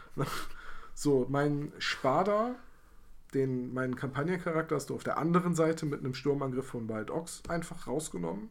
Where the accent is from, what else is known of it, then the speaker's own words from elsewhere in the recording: Bremen, Germany; ich habe hier in meiner Heimatstadt in Bremen eine sehr aktive Guild Boy community